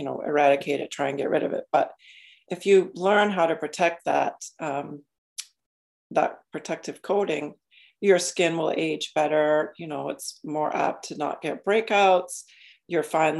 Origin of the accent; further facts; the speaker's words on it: Maine, United States; I grew up in Maine.